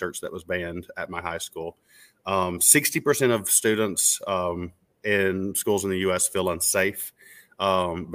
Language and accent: English; Mount Sterling, Kentucky, United States; my hometown in Mount Sterling